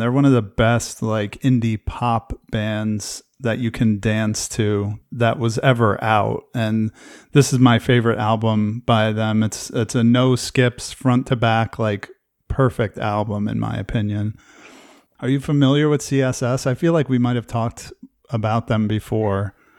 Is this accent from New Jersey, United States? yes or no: yes; New Jersey, United States; I grew up in New Jersey